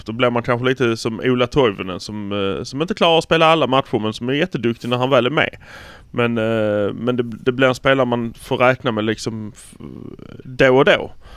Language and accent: Swedish; Malmö, Skåne, Sweden; vi är från Malmö